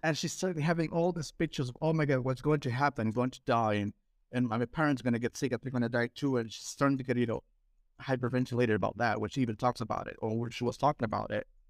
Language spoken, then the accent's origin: English; Lima, Peru; I'm from Peru